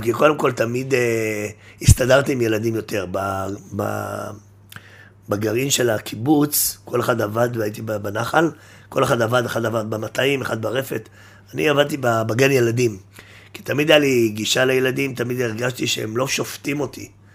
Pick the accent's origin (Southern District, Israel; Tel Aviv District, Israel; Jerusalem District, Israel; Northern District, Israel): Jerusalem District, Israel; Jerusalem; גדלתי בירושלים